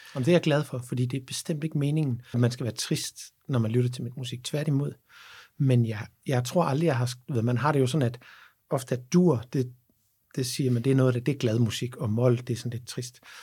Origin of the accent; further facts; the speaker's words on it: Havnbjerg, Southern Denmark, Denmark; og så er jeg opvokset i Havnberg på, på Als